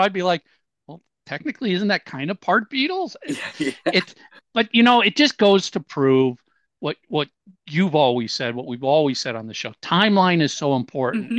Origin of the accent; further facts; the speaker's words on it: Minnesota, United States; I'm from Minnesota